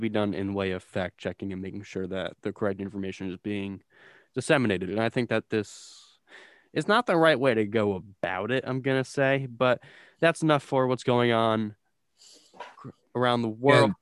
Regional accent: New Jersey, United States; I'm from South Central

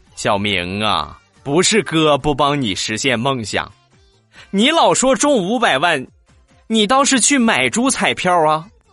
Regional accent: Rizhao, Shandong, China; 我的家乡日照

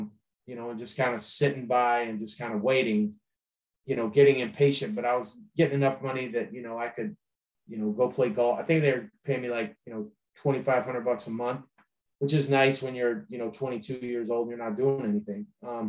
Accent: Akron, Ohio, United States; But I was a kid from Akron, Ohio, who got a record deal in a hotel staying for 3 minutes.

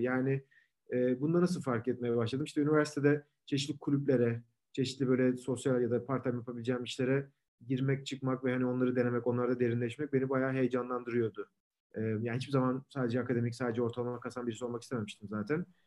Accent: İzmir, Turkey; moved away as an adult; also born or lived in Ankara, Turkey / Munich, Germany; now in London, United Kingdom; İzmirliyim. Ee, İzmir'de doğup büyüdüm.

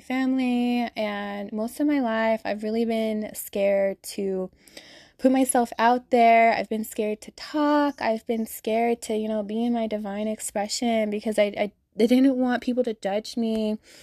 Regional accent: Salt Lake City, Utah, United States; I'm from Salt Lake City, Utah, born and raised. I've been here my whole life

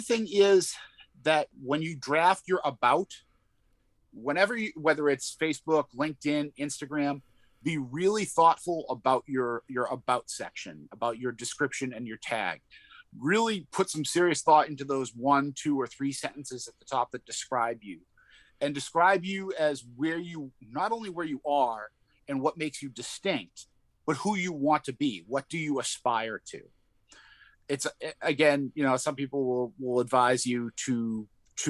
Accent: Boston, Massachusetts, United States; accent: Boston; my Boston accent kind of sets me apart. Sometimes it drifts in and out, but I'm not ashamed of it.

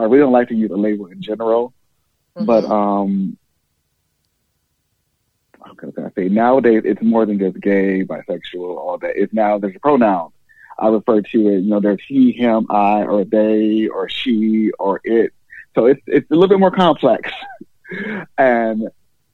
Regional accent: Georgia, United States; moved away as an adult; now in New York, United States; I grew up in Georgia

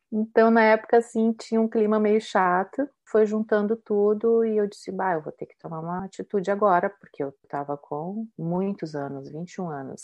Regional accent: Brazil; moved away as an adult; now in Italy; Quando eu saí do Brasil para estudar aqui na Itália, que eu vim para estudar o canto lírico

